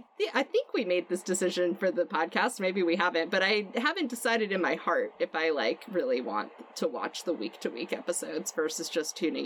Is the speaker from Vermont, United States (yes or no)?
yes; Vermont, United States; I've told some people that I'm from Vermont